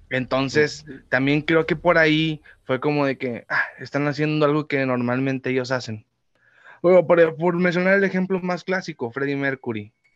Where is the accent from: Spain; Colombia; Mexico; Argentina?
Mexico; Yo soy mexicano